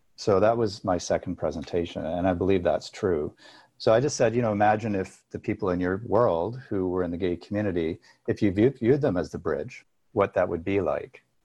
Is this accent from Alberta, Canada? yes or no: yes; Alberta, Canada; I grew up in Alberta, which is like Texas mixed with Colorado in Canada